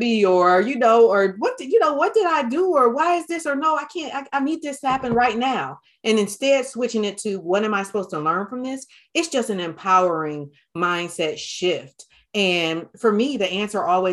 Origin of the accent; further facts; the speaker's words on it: Detroit, Michigan, United States; I grew up in Detroit, Michigan